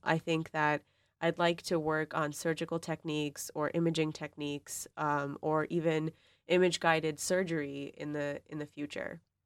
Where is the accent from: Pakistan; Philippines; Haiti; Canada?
Pakistan; also born or lived in Boston; now in East Lansing, United States; I'm from Pakistan